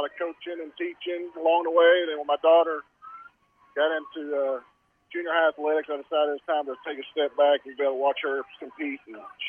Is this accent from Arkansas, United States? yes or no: no; Keller, Texas, United States; grew up in Keller, Texas, which wasn't much bigger than Mason whenever I was there.